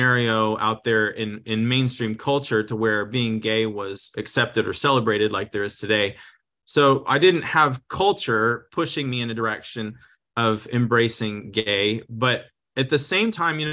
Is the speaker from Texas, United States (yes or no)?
yes; Texas, United States; now in Redding, United States; I was raised in the South. I grew up in Texas mostly